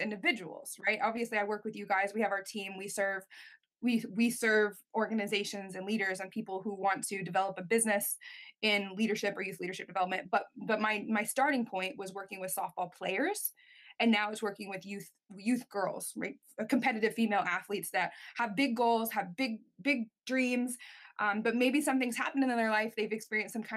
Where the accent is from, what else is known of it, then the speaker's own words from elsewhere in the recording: United States; I'm an American in Canada at the Olympic Training Institute.